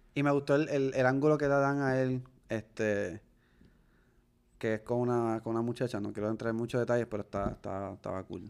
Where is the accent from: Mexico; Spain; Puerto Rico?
Puerto Rico; nosotros somos puertorriqueños latinos